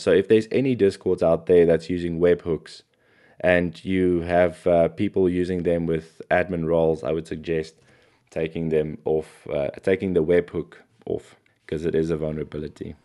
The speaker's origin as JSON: {"language": "English", "country": "South Africa", "said": "I come from South Africa"}